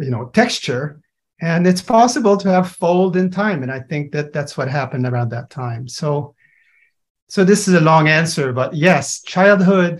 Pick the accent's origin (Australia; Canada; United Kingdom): Canada; Montreal, Quebec; I'm from Montreal